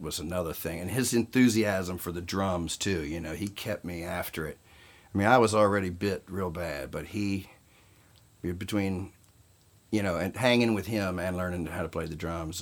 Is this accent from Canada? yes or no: no; Southern Virginia, United States; moved away as an adult; now in Los Angeles, United States; I grew up in uh, Southern California. Uh, excuse me, Southern Virginia, and um, and outlaw country was big in my hometown